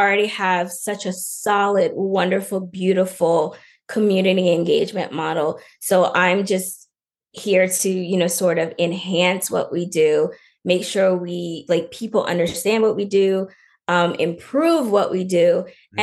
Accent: Lafayette, Louisiana, United States; now in Los Angeles, United States; I'm originally from Louisiana, from Lafayette, Louisiana

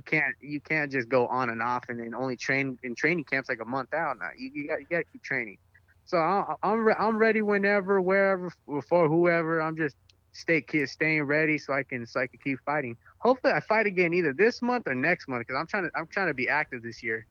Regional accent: San Diego, California, United States; I'm from San Diego

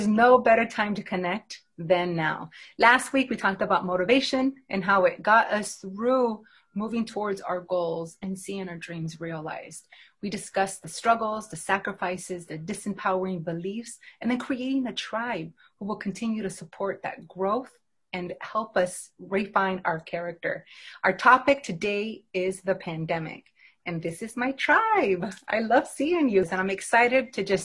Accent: Idaho, United States; Lena, I've known since high school and college, growing up in Idaho

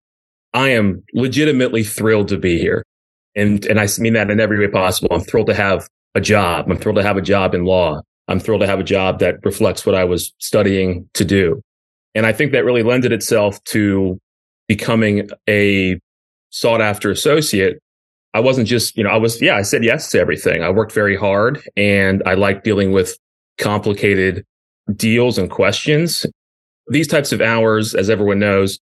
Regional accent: Richmond, Virginia, United States; also born or lived in Orange County, California; I was born in Orange County, California, moved here to Richmond when I was, I think, 4 years old, and otherwise was raised here

